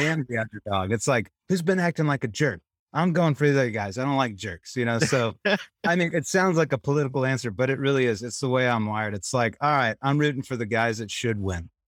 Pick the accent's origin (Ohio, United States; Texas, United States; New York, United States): Texas, United States; Temple; I grew up in Temple, Texas